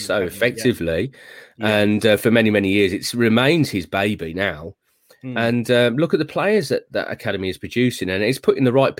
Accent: Tamworth, West Midlands, United Kingdom; I'd worked at my hometown paper, the Tamworth Herald

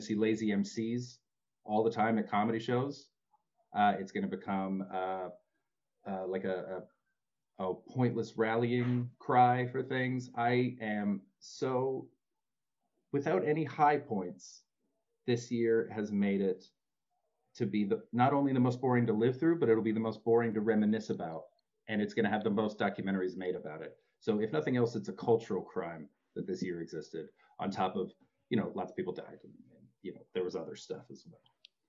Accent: Rocky Mountains, United States; I love mountains. I love a good scenic view. I'm from the Rockies.

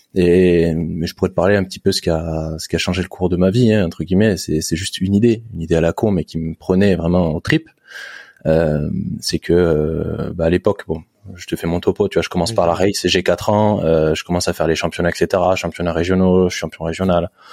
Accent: Saint-Germain-en-Laye, Île-de-France, France; je suis né à Saint-Germain-en-Laye.

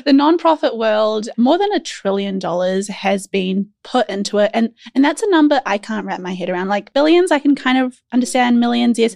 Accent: New Zealand; as a Kiwi

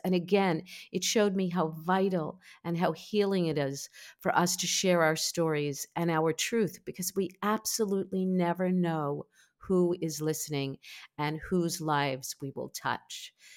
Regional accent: New York, United States; I'm a New Yorker

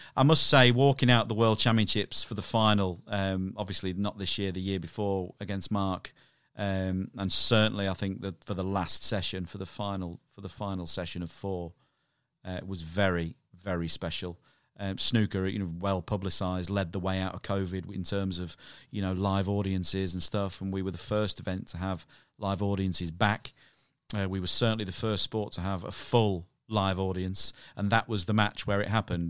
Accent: Irthlingborough, East Midlands, United Kingdom; I grew up in a town called Earthlingburgh in Northamptonshire

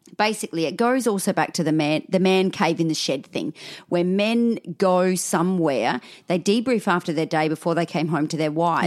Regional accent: Australia; accent: Aussie; I'm talking Aussie 'cause my mum's Scottish

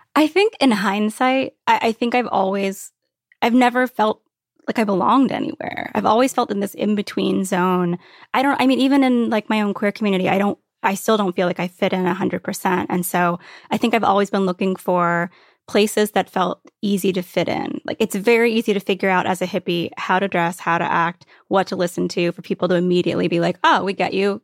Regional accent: Virginia Beach, Virginia, United States; also born or lived in Brooklyn / Catskills; now in Upstate New York, United States; I grew up in Virginia Beach

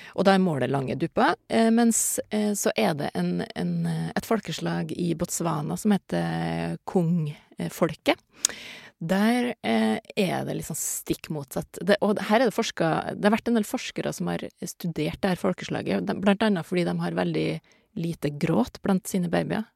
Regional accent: Norway; jeg er jo norsk

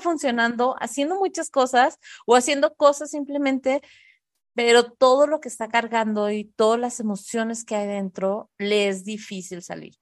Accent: Tijuana, Baja California, Mexico; moved away as an adult; also born or lived in Monterrey; nosotros somos de Tijuana, nos fuimos a vivir un tiempo a Monterrey

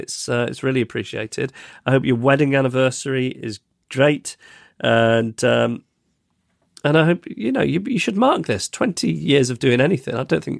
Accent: Beaumaris, Wales, United Kingdom; now in Hong Kong; I've been out of my hometown of, I don't know how to say this, it's on Anglesey, it looks like Beaumarie

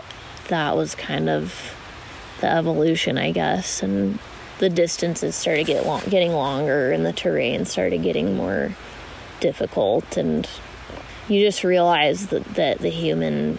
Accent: Pocatello, Idaho, United States; also born or lived in Portales, New Mexico / Pennsylvania / Salt Lake City, Utah; I mostly grew up in Eastern Idaho and Pocatello

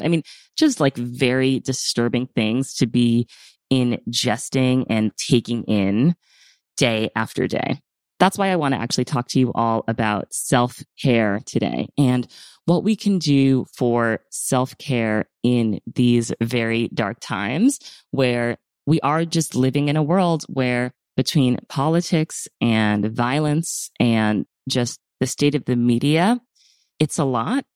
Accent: United States; I'm speaking as an American in America

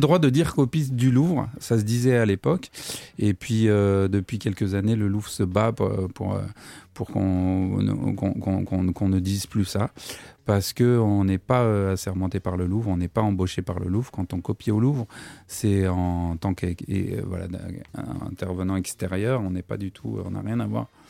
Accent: Versailles, Île-de-France, France; born or raised there; also born or lived in Paris / Montreuil

